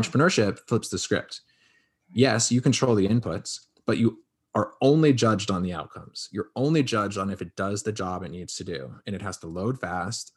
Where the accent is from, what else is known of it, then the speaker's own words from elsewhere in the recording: Connecticut, United States; Born and raised in Connecticut